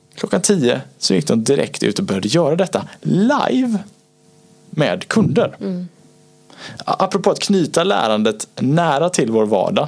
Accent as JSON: {"language": "Swedish", "town": "Gothenburg", "region": "Västra Götaland", "country": "Sweden", "said": "Jag är fortfarande från Göteborg"}